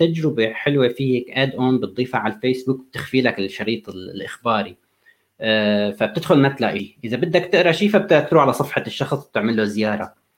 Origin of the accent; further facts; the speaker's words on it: Syria; moved away; انا سوري